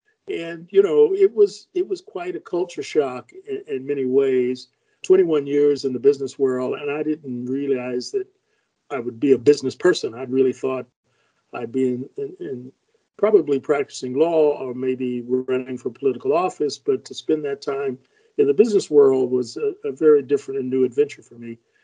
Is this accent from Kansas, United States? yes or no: yes; Kansas City, Kansas, United States; also born or lived in Arkansas City, Kansas; I'm a Jayhawker through and through, born in southern Kansas in a small town called Arkansas City, Kansas. And my dad became a railroader and moved to Kansas City to work on the Santa Fe Railroad. And that's where I grew up, in Kansas City, Kansas.